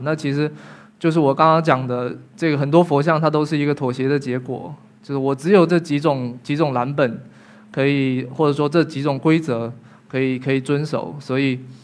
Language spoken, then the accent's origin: Chinese; Fujian, China; 我们福建的德化白瓷工艺